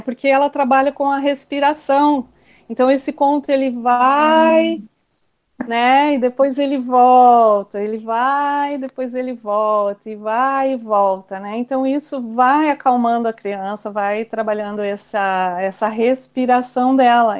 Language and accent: Portuguese; São Manuel, São Paulo, Brazil; moved away as an adult; also born or lived in Assis / Curitiba; eu sou de, do estado de São Paulo, nasci numa cidade bem pequenininha, São Manuel. Depois fui para Assis, e, e aos meus 18, 19 anos, eu fui para Curitiba.